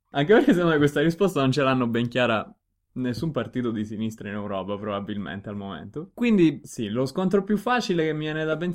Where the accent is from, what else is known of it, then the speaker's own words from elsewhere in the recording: Messina, Sicily, Italy; moved away as an adult; now in Munich, Germany; Dall'accento tradisce. un po' si capisce, sono di Messina.